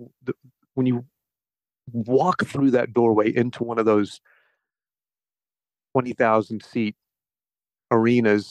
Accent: Conway, South Carolina, United States; I grew up in South Carolina. I grew up down like Conway, Myrtle Beach area.

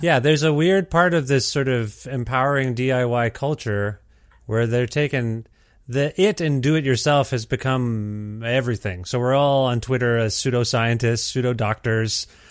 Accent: Canada

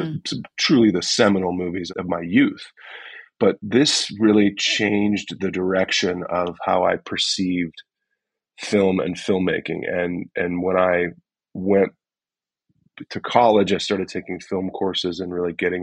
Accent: St. Louis, Missouri, United States; I grew up in St. Louis, Missouri

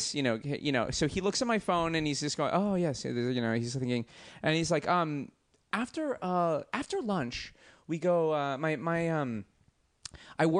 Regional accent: Los Angeles, California, United States; I'm from Los Angeles.

